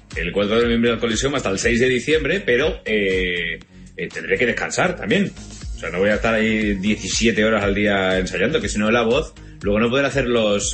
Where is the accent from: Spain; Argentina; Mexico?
Spain; Valencian Community; como buen valenciano que soy